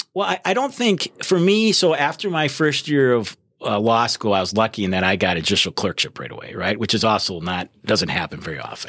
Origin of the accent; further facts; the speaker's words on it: Wisconsin, United States; moved away as an adult; also born or lived in Minnesota; I was, uh, born and raised in Wisconsin